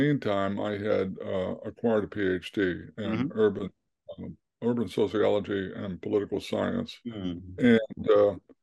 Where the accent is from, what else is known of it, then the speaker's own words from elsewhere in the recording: West Virginia, United States; moved away; also born or lived in Kansas City, Missouri; grew up in West Virginia, in a very working class family